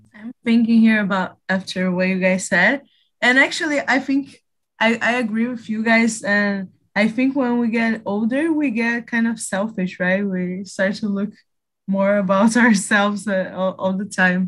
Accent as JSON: {"language": "English", "region": "Rio de Janeiro", "country": "Brazil", "second_language": "English", "said": "I'm 23 years old and I'm from Rio de Janeiro"}